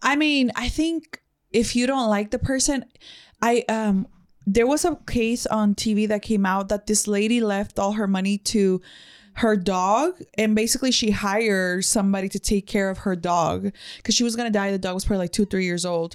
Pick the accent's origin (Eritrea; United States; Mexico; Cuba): Mexico; English is a second language; moved away; I come from Mexico, Mexico. I didn't know English till I was thirteen